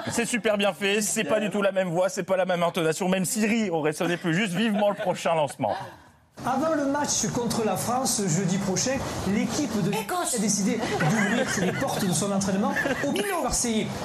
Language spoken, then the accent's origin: French; Belgium; Je suis belge et en Belgique, le rugby, ce n'est